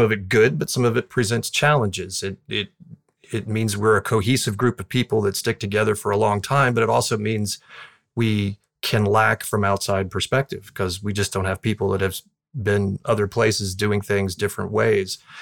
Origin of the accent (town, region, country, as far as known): Southwest Florida, United States; born or raised there